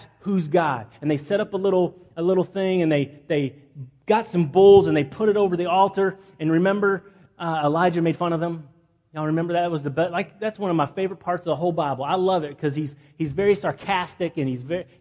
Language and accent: English; Midland, Texas, United States; moved away; my hometown. I'm from a town called Midland, Texas